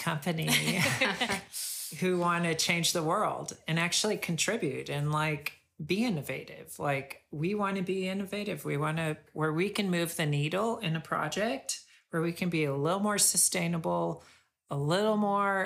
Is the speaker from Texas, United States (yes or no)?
yes; Texas, United States; now in California, United States; I'm from Texas